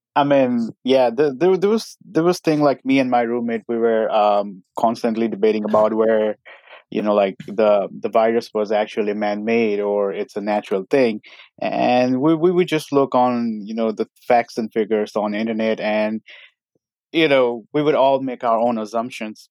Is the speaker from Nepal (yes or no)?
yes; Nepal; moved away as an adult; now in Virginia, United States; I'm currently in Virginia. Originally, I'm from Nepal.